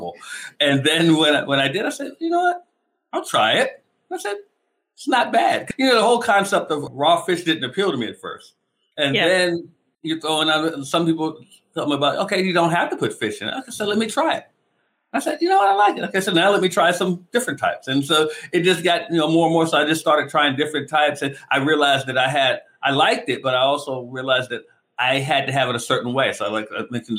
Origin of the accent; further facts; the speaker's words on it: Maryland, United States; I'm from Maryland. So we are the crab state